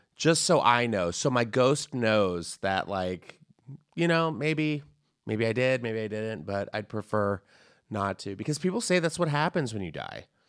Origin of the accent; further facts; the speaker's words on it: San Antonio, Texas, United States; I grew up in Texas